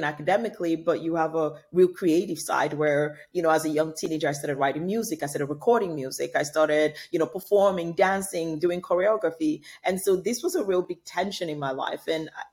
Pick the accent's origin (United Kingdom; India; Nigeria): Nigeria; Nigeria, my home country